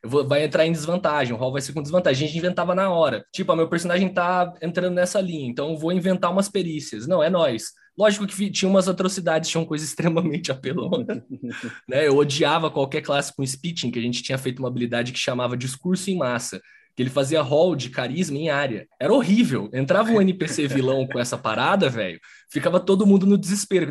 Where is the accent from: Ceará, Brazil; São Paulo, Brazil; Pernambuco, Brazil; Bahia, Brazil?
São Paulo, Brazil; interior of; moved away; Eu tenho um grupo na minha cidade natal, que é no interior de São Paulo